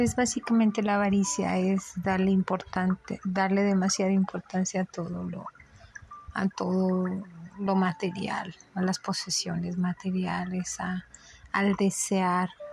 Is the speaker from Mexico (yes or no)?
yes; Mexico; soy mexicano